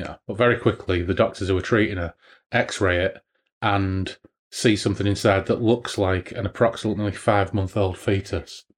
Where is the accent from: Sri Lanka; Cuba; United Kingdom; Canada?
United Kingdom; we are British